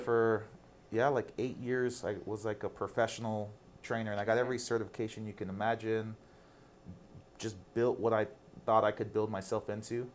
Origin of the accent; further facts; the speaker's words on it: El Paso, Texas, United States; I'm from El Paso